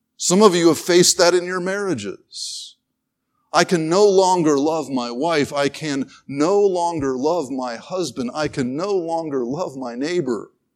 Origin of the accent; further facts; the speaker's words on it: North Carolina, United States; I grew up in North Carolina where to live in North Carolina was to play basketball